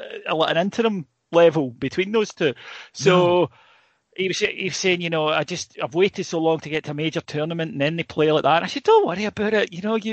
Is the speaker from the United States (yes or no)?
no; Northern Ireland, United Kingdom; technically, I'm Northern Irish card at the end of it, so you've always got that option.